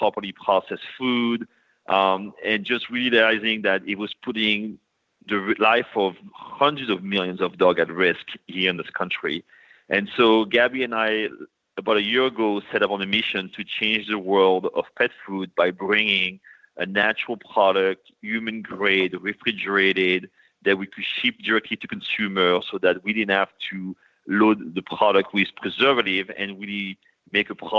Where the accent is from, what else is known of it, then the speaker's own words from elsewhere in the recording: France; moved away as an adult; now in New York, United States; I was born and raised in France, but I've been living in New York for the past 20 years.